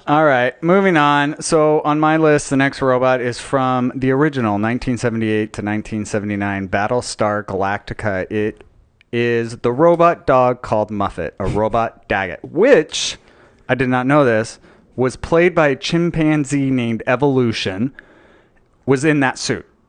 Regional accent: Utah, United States; I was born and raised in Utah, so not a lot of surfing in Utah.

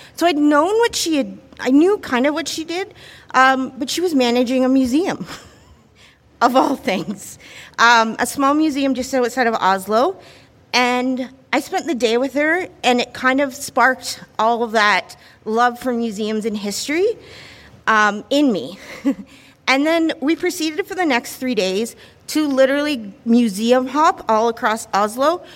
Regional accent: Ontario, Canada; I grew up in Ontario

